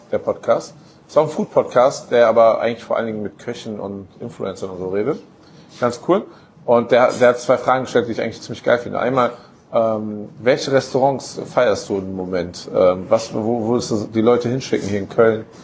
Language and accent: German; Italy; Und das war ähm, als Italiener ziemlich